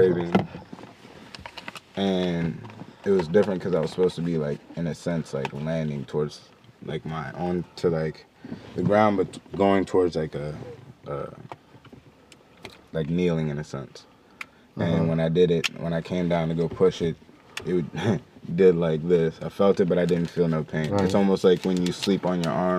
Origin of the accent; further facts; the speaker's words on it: Frederick, Maryland, United States; also born or lived in Baltimore, Maryland; I was just born in Baltimore, and then was raised in Frederick. So Frederick is what you would say is my true home, like my hometown.